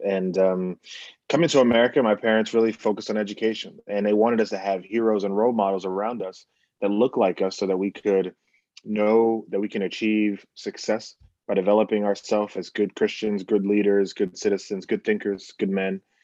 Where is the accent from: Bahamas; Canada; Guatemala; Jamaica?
Bahamas; now in United States; we're coming from the Bahamas